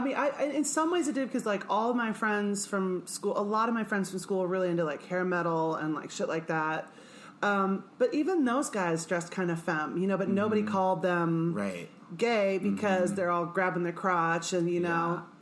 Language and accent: English; Manhattan, Kansas, United States; I grew up in Manhattan, Kansas, and it, it is a conservative uh-huh. red state